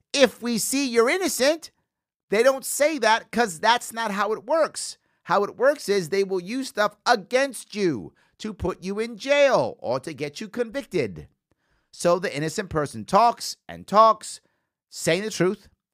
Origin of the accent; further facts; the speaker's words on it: New York City, New York, United States; a Bronx native as I am